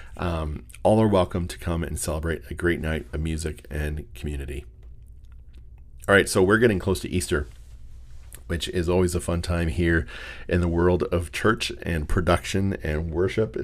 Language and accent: English; Windsor, Ontario, Canada; I'm from the Windsor area.